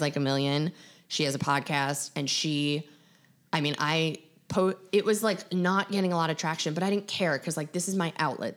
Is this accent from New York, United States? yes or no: yes; Long Island, New York, United States; Growing up on Long Island